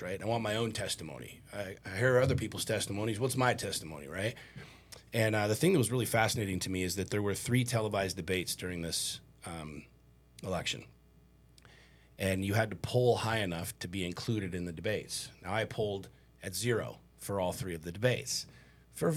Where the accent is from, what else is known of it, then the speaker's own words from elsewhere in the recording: Washington, District of Columbia, United States; I grew up in Washington, D.C.